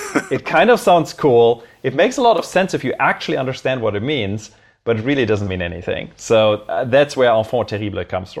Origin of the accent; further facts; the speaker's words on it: Berlin, Germany; also born or lived in Cologne; I originally grew up in Germany, so I was born in Cologne. I spent my formative years in Berlin